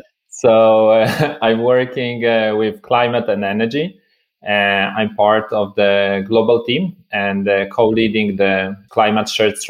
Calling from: Malmö, Skåne, Sweden; So I'm joining you from Sweden, from Malmö.

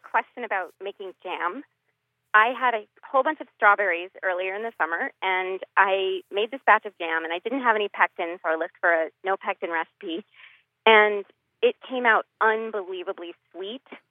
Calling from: Woburn, Massachusetts, United States; I'm calling from Woburn, Massachusetts

